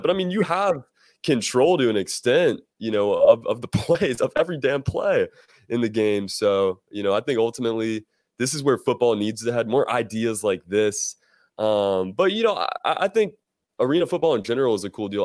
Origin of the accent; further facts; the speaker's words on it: Greenville, South Carolina, United States; in my hometown, Greenville, South Carolina